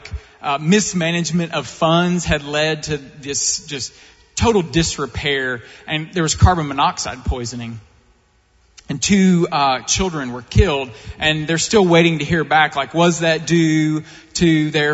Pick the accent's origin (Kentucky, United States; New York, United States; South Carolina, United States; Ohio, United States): Kentucky, United States; Eastern; I grew up in Eastern Kentucky in a super conservative fundamentalist background